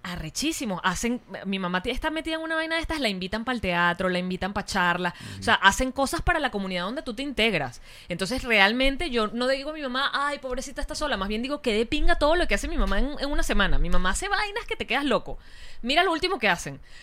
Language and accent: Spanish; Venezuela; como venezolanos